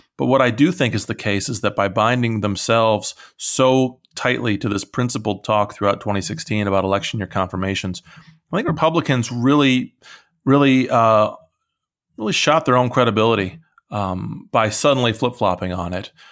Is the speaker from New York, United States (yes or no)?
no; Iowa, United States; moved away; I'm originally from Iowa